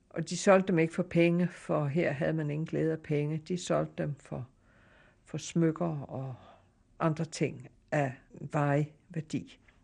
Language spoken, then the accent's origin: Danish; Denmark; moved away; also born or lived in Java; jeg var jo dansker